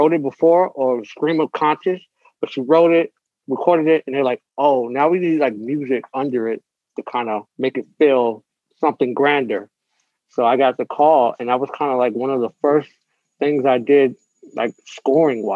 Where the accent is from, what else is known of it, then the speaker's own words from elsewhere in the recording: New York City, New York, United States; as a New Yorker from Brooklyn